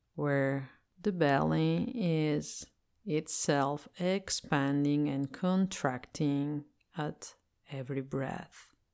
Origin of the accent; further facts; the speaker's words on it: Italy; English is a second language; I'm Italian and I live in Italy, so I speak English as a second language.